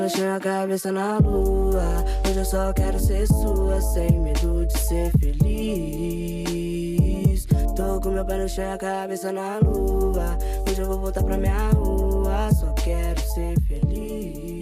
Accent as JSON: {"language": "Portuguese", "region": "Rio de Janeiro", "country": "Brazil", "tie": "born or raised there", "said": "eu sou nascida e criada em Paciência, Zona Oeste do Rio de Janeiro"}